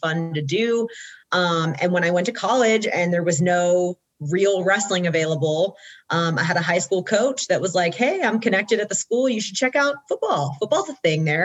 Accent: Georgia, United States; I'm born and raised in Georgia

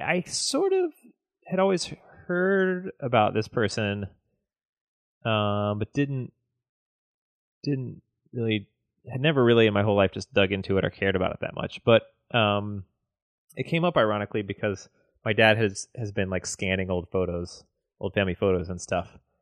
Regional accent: the South, United States; I grew up in the South

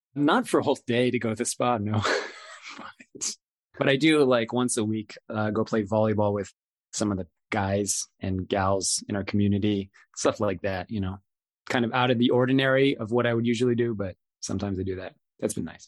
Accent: Raleigh, North Carolina, United States; my old neighborhood that I grew up in in Raleigh, North Carolina

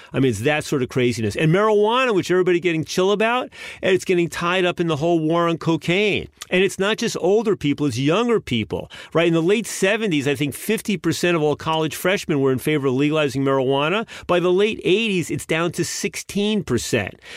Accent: United States; as an American citizen

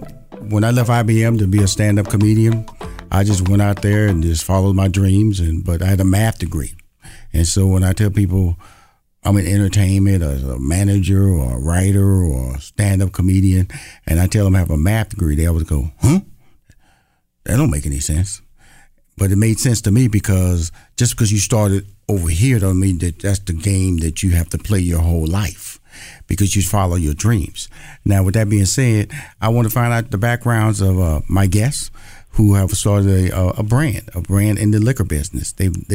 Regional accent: Houston, Texas, United States; I was born and raised in Houston.

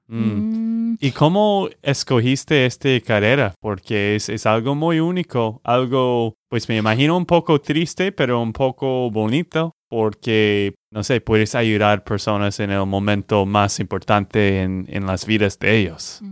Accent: Texas, United States; de Texas, Estados Unidos

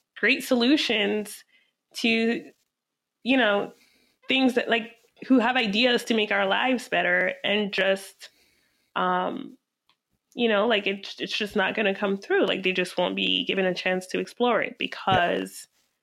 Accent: Reno, Nevada, United States; now in Washington, DC, United States; I grew up in Reno, Nevada

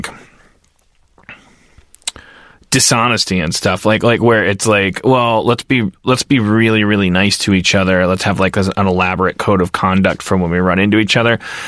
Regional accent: Midwest, United States; I grew up in the Midwest

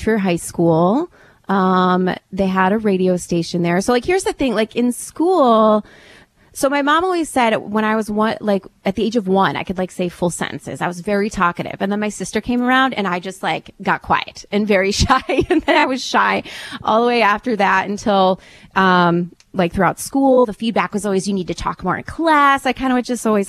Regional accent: Wilmette, Illinois, United States; I grew up in Wilmette, which is North Shore, a nice suburb

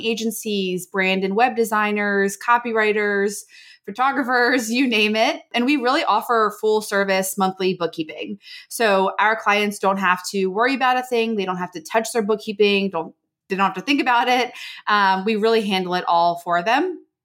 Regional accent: Maryland, United States; moved away as an adult; now in San Diego, United States; I'm actually from Maryland.

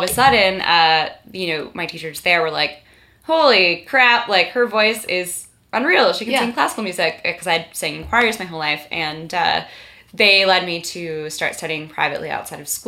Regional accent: Toronto, Ontario, Canada; moved away as an adult; also born or lived in Montreal; I grew up in Toronto

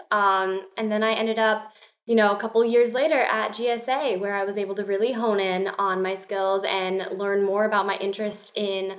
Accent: Denver, Colorado, United States; moved away as an adult; also born or lived in Maine; I was born and raised in Denver, Colorado

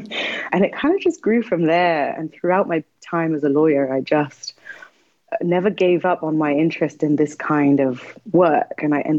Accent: Nepal; I grew up in Nepal. It's a very spiritual country where people are constantly praying.

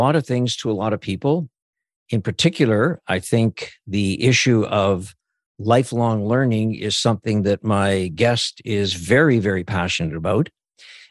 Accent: Saskatchewan, Canada; I'm a rural guy from Saskatchewan.

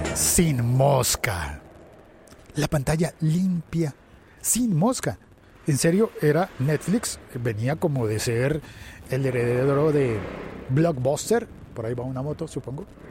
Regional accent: Bogotá, Bogotá Capital District, Colombia; paradero, le decimos en Bogotá

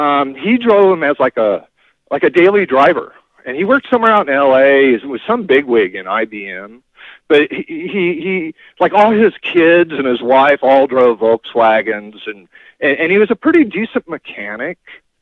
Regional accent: Norwalk, California, United States; All right, so I grew up in Norwalk. Actually, when I first moved to California, my parents were in the Navy, so we bounced around from, like, near a naval base my whole life.

